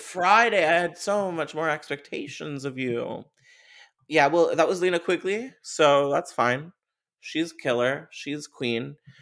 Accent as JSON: {"language": "English", "country": "Canada", "said": "I'm Canadian."}